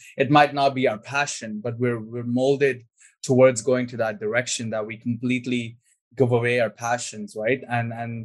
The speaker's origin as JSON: {"language": "English", "country": "India", "said": "I'm from India"}